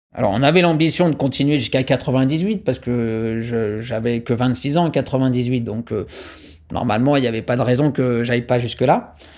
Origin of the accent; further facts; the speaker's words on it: France; je suis français